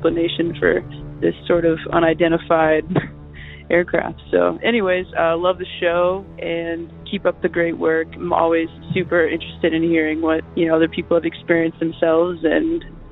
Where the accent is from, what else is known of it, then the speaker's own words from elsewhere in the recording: Dayton, Ohio, United States; moved away as an adult; also born or lived in Los Angeles; I'm actually from Dayton, Ohio